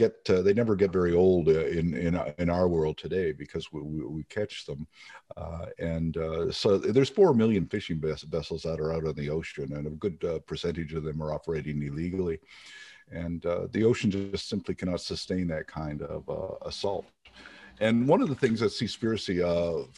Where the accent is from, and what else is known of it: Eastern Canada, Canada; born or raised there; moved away